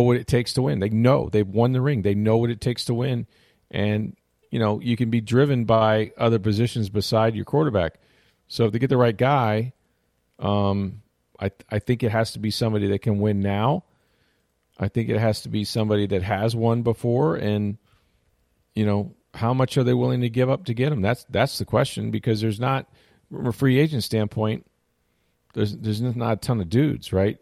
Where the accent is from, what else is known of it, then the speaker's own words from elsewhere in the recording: St. Petersburg, Florida, United States; my hometown of St. Petersburg